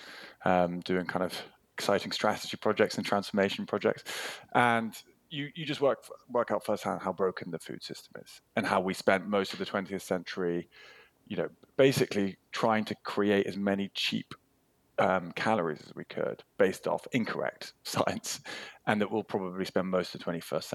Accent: United Kingdom; as a Brit

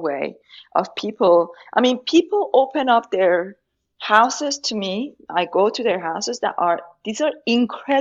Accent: Tehran, Tehran Province, Iran; English is a second language; moved away as an adult; I grew up, I was born in Tehran during the Iran-Iraq war.

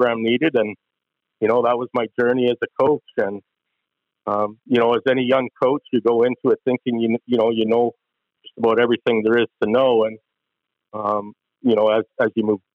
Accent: Claresholm, Alberta, Canada; I'm from Clairsome originally, so not from Lethbridge. So, you know, small town.

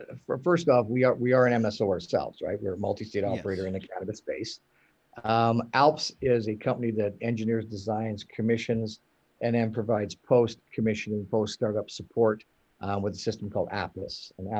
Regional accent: Western Canada, Canada; I mean, I'm from Western Canada

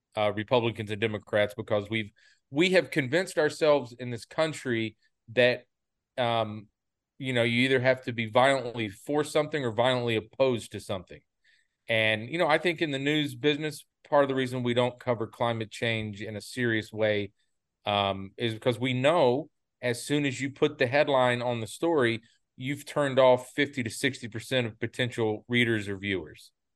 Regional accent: North Carolina, United States; now in Washington, United States; I grew up in North Carolina

